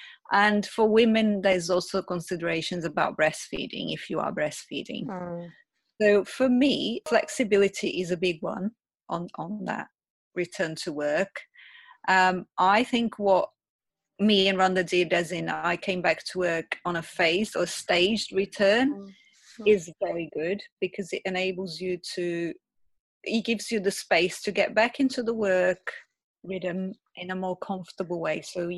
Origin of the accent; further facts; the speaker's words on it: Brazil; English is a second language; I'm from Brazil originally. My mom came from Brazil to stay with my daughter for those 2 days.